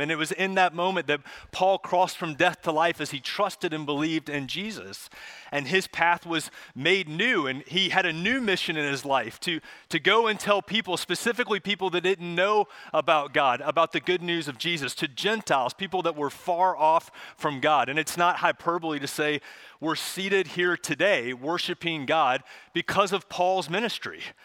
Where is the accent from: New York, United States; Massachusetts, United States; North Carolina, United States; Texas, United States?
North Carolina, United States; Charlotte; my family, we, we grew up here in Charlotte